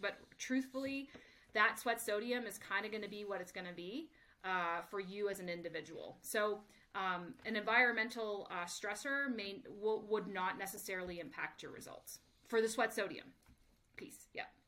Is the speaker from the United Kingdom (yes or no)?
no; Canada; moved away as an adult; also born or lived in United States; I'm originally from Canada, so spent five years working in the Canadian Olympic system